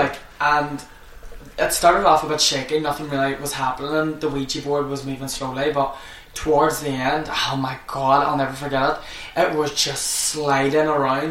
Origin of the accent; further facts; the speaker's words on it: Ireland; I'm Irish